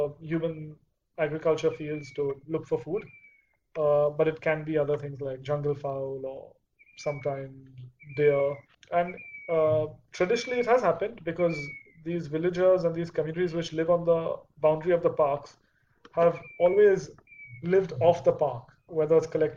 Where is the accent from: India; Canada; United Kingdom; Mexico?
India; do we as an Indian culture